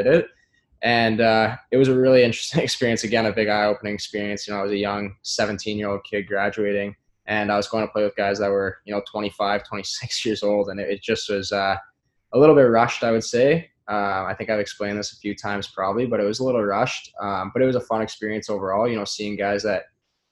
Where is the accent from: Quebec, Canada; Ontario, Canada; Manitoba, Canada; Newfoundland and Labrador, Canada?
Ontario, Canada; Sault Ste. Marie; moved away; in my hometown, basically, just across the river. I'm from the Ontario side